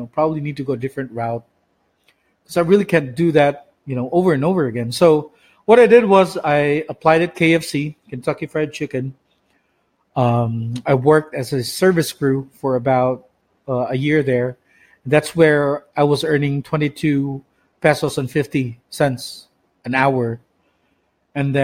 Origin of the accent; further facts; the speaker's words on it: Philippines; moved away; from Sibunga, my hometown.